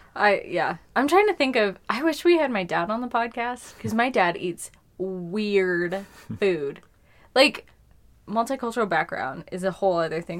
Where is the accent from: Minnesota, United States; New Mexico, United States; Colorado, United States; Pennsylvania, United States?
Colorado, United States; I'm from here